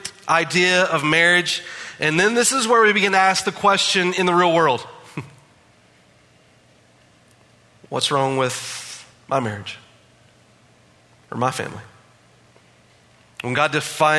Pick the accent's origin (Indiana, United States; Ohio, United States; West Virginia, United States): West Virginia, United States; growing up in West Virginia